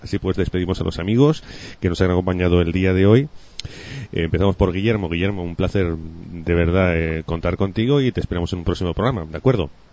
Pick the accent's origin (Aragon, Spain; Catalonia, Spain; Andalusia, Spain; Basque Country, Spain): Aragon, Spain; Huesca; yo soy de Huesca